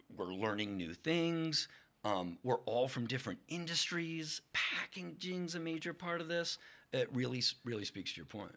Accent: Lock Haven, Pennsylvania, United States; I'm from Lock Haven

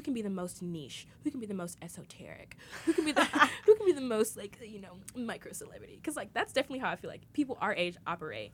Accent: United States; I'm not American. I'll always be American, but I'm not into it

